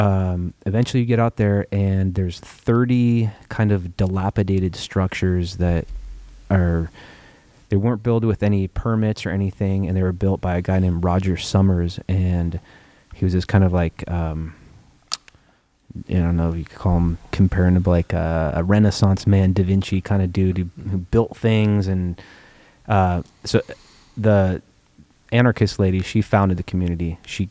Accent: Mill Valley / Fairfax, California, United States; born or raised there

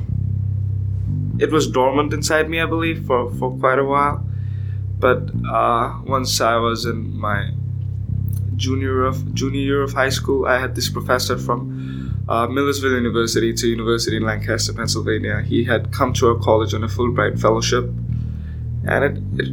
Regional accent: India; moved away as an adult; now in Alabama, United States; I'm from India, and I'm here in Alabama

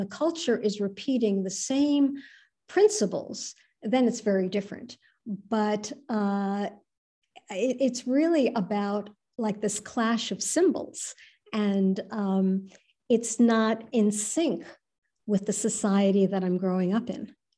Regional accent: New York City, New York, United States; I was born in New York City unto Jewish Iranian parents

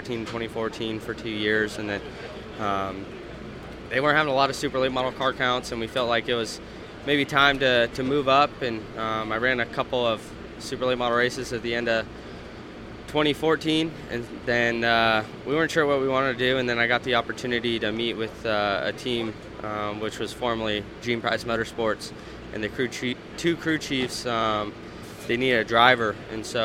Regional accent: Las Vegas, Nevada, United States; moved away; it's great to be back in my hometown of Las Vegas, and got a lot of friends and family coming out to the racetrack this weekend

